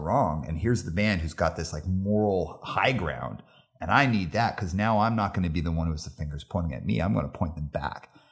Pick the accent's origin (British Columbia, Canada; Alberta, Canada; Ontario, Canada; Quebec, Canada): Alberta, Canada; Calgary; moved away as an adult; also born or lived in Montreal; now in Vancouver, Canada; grew up in Calgary